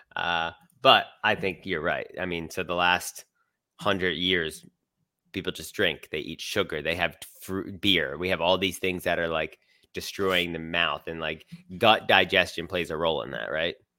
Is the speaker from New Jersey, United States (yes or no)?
no; Philadelphia, Pennsylvania, United States; I'm from Philly